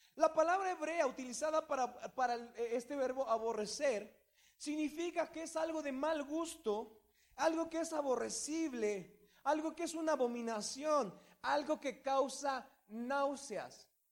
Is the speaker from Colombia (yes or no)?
no; Mexico